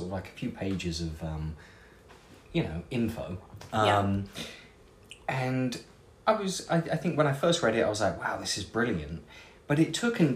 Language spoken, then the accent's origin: English; England, United Kingdom; now in United States